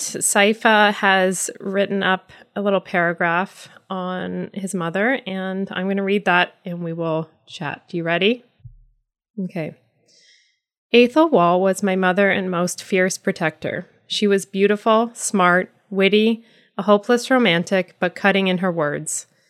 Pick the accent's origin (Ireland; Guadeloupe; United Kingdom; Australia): Ireland; As an Irish person